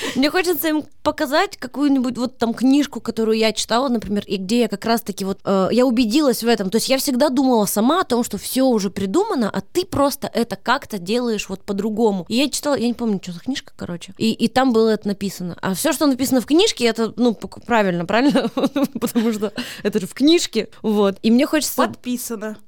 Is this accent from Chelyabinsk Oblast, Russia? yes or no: yes; Kasli, Chelyabinsk Oblast, Russia; moved away as an adult; now in Moscow, Russia; я из маленького города Косли.